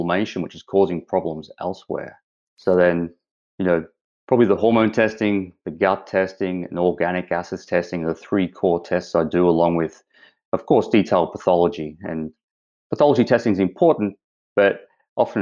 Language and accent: English; Australia; moved away as an adult; now in Vancouver Island, Canada; as the accent shows, I'm from Australia. I've been over here 3 years now